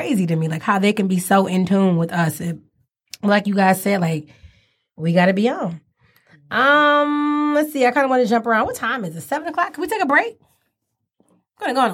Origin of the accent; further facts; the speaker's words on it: Detroit, Michigan, United States; I'm from East 7 Mile. And I graduated from John J. Pershing High School